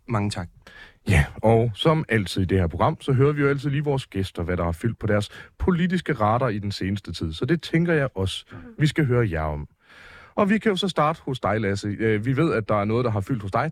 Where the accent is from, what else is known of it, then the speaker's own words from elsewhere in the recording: near Aarhus, Central Denmark Region, Denmark; jeg voksede op ret tæt på Aarhus